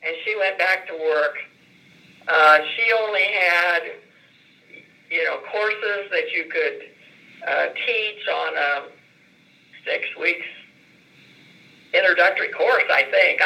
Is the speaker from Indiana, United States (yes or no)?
yes; Lafayette, Indiana, United States; now in Richmond, United States; I was born in Lafayette, Indiana